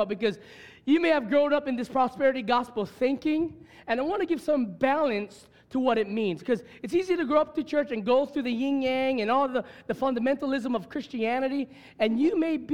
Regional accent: Hawaii, United States; I'm from this land. This is blood. I mean, I'm proud to be on Hawaiian.

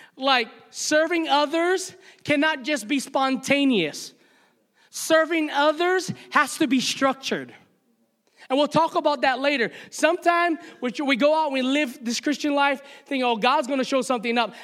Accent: Hawaii, United States; me as a Hawaiian boy

